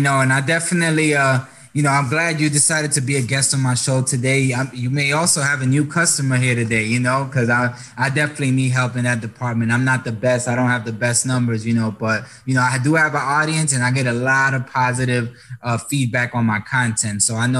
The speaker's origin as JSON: {"language": "English", "region": "New York", "country": "United States", "tie": "born or raised there", "said": "Pero yo nací en Nueva York, in the Bronx."}